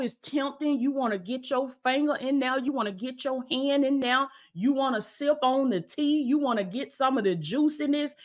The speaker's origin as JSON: {"language": "English", "region": "the South", "country": "United States", "said": "I'm from the South. That's how we, that's how we talk down here"}